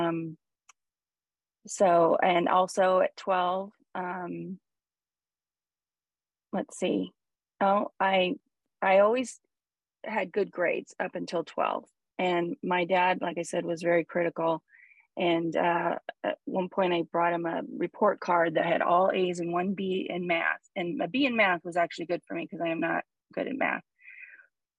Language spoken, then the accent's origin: English; Huntington Beach, California, United States; I grew up in Huntington Beach, California, where Paul is now